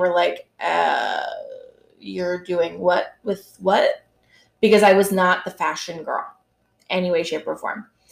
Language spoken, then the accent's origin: English; New York, United States; I am a New Yorker